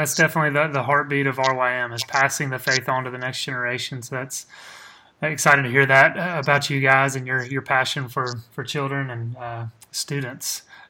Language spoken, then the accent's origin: English; Mississippi, United States; I'm from Mississippi